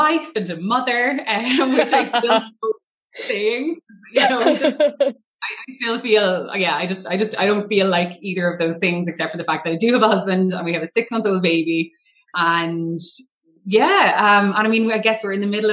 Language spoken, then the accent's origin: English; Waterford, Munster, Ireland; also born or lived in Tramore, Co Waterford; I'm from Waterford